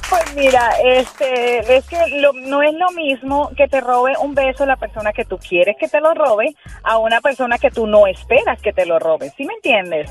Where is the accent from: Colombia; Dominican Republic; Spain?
Colombia; now in Puerto Rico; yo soy colombiana